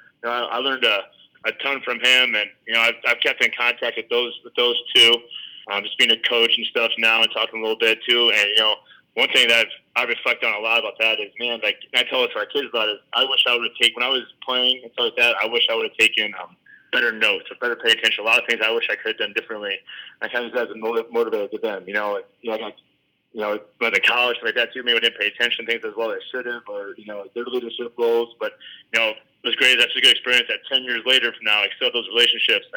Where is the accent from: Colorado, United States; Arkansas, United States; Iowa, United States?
Iowa, United States; Carroll; also born or lived in Pella; I'm from Carroll originally, growing up, played all the sports